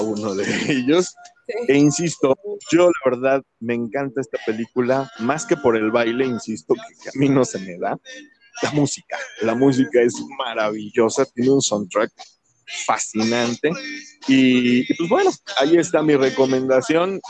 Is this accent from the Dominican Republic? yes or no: no; Mexico; yo no había visto afros así, y menos en mi país